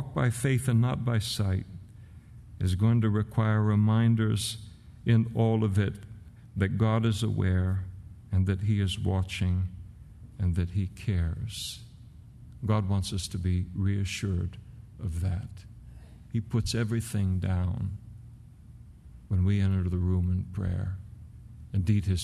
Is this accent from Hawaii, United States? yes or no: no; California, United States; As a California boy